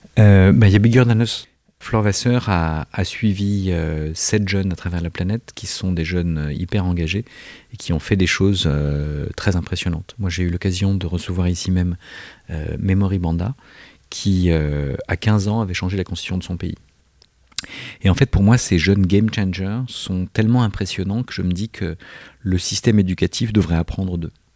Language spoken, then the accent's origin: French; Corsica, France; je suis corse